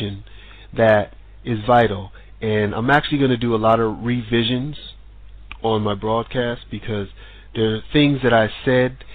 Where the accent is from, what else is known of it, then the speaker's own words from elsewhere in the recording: United States; moved away as an adult; now in Sweden; I'm American